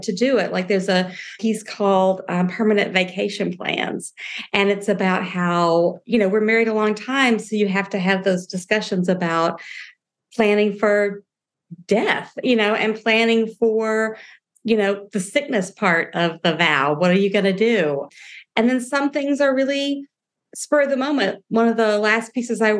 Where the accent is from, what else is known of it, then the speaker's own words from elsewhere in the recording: the South, United States; I'm from the South